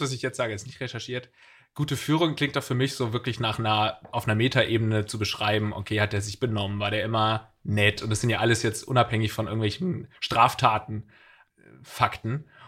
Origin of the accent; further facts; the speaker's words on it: Eppingen, Baden-Württemberg, Germany; now in Hamburg, Germany; ich komme ja aus der Nähe von Sinsheim, meine Heimatstadt heißt Eppingen.